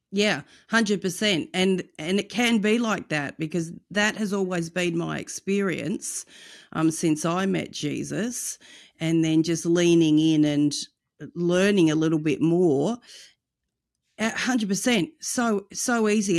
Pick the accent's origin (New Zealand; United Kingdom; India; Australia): Australia; also born or lived in United States; In Australia, our culture is quite the opposite